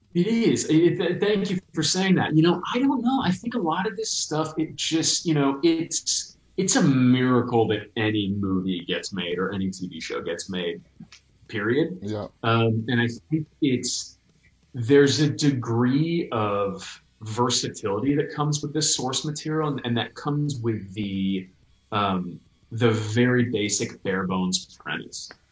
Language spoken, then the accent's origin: English; New York, United States; moved away; I hadn't been back to New York. I'm from New York